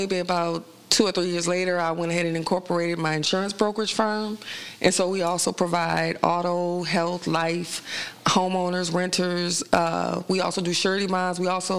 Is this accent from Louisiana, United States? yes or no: yes; New Orleans, Louisiana, United States; moved away as an adult; now in Dallas, United States; I'm originally from New Orleans, Louisiana. I moved to Dallas back in 2002, just for better opportunity.